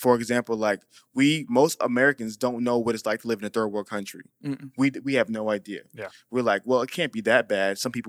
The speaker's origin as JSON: {"language": "English", "country": "Nigeria", "said": "Okay. I'm not Haitian. Whoa. I'm Nigerian."}